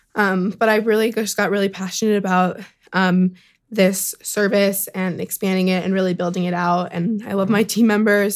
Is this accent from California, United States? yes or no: yes; Sacramento, California, United States; moved away; I'm from Sacramento, California